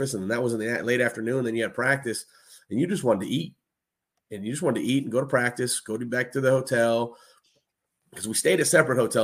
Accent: California, United States; I'm from California

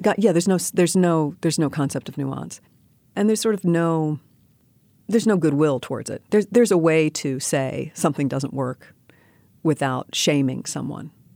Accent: New York City, New York, United States; I grew up in New York City.

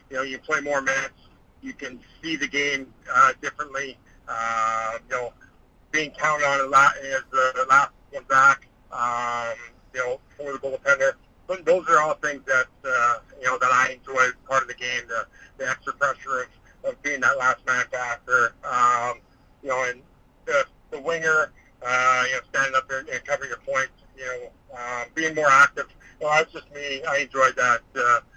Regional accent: Saskatchewan, Canada; I'm Canadian from Saskatchewan

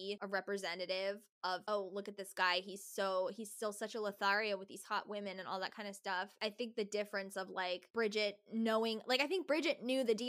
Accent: New Jersey, United States; I grew up in New Jersey, so I lived right outside of New York City

